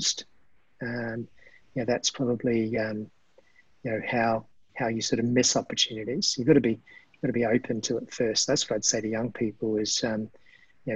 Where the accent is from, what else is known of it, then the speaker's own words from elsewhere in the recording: New Zealand; that's a big part of my DNA, growing up in New Zealand.